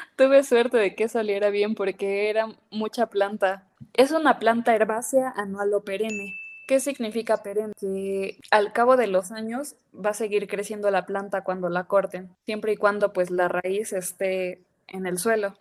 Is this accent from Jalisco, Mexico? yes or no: no; Tlaxcala, Mexico; Sí, soy de Tlaxcala.